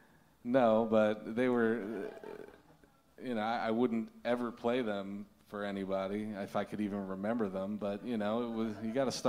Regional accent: Baltimore, Maryland, United States; Grew up in Baltimore, Maryland.

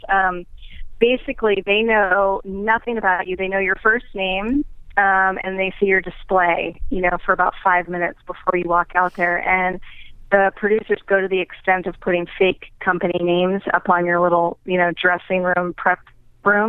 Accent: New Hampshire, United States; moved away; I grew up in New Hampshire

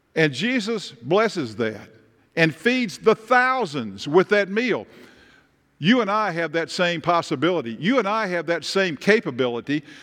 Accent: Tennessee, United States; moved away; I come from Tennessee and, and Nick comes from Kentucky, and I grew up walking and talking and fishing and hunting

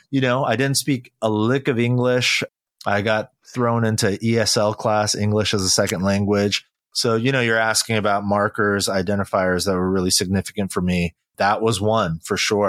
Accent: California, United States; also born or lived in Incheon, South Korea; My mother and I moved to California when I was really young

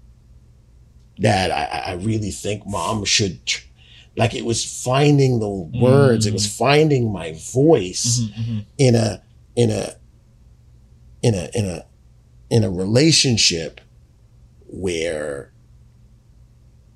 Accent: Jamaica; as a Jamaican man, and I mean a real Jamaican man

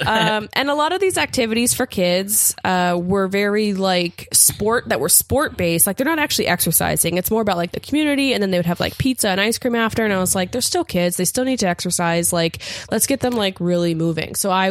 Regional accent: Appalachia, United States; and I'm from Appalachia, and like I was raised in a, you know, town of poverty

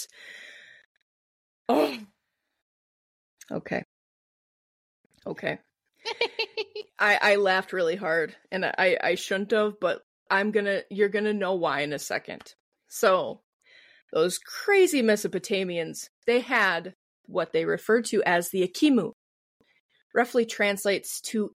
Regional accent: Midwest, United States; I'm from the Midwest. I already have a weird ass accent

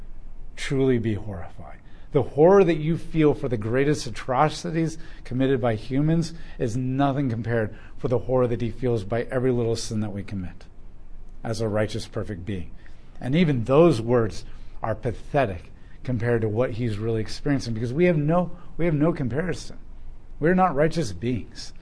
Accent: United States; as an American nation

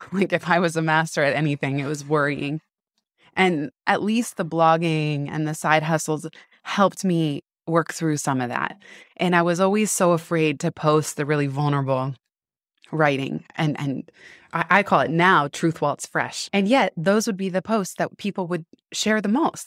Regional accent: San Francisco, California, United States; I grew up in San Francisco

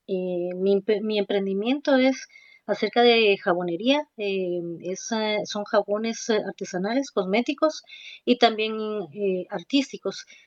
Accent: Oriente, Guatemala; accent: Oriente; sí, así me dicen que tengo que tengo acento de, Oriente.

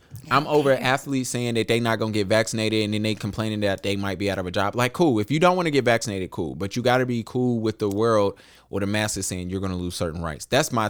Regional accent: Charlotte, North Carolina, United States; for me, because I'm from Charlotte.

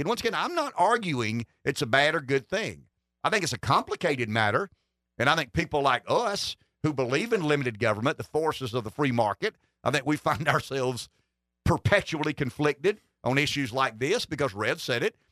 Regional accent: Pamplico, South Carolina, United States; Pamplico. I mean, that's my hometown

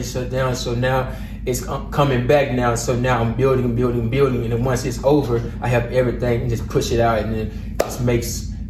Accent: Dallas, Texas, United States; now in Las Cruces, United States; I'm from Dallas. I'm living in Las Cruces right now

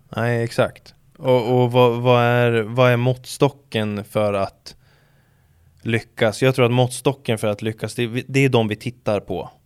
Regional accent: Sweden; vi ska säga oss svenskar

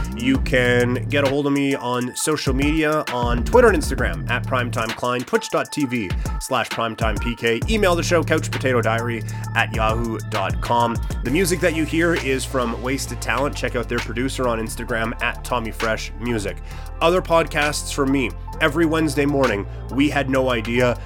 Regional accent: Canada; as Canadian sports fans

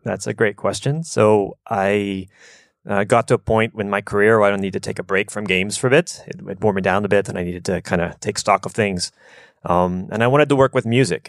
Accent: United States; moved away as an adult; also born or lived in Japan; coming from America, mostly growing up in a more um, suburban type environment

